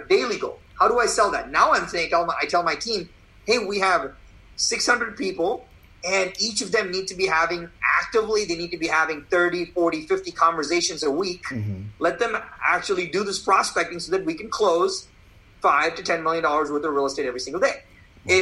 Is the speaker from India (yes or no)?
yes; India; now in United States; I was born in India